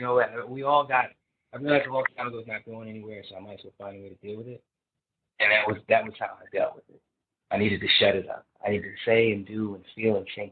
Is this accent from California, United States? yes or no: no; New Jersey, United States; I'm from Jersey